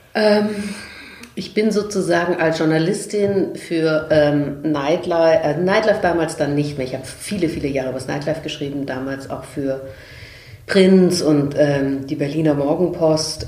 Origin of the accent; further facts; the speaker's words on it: Vienna, Austria; ich komme ja aus Österreich, ich bin Wienerin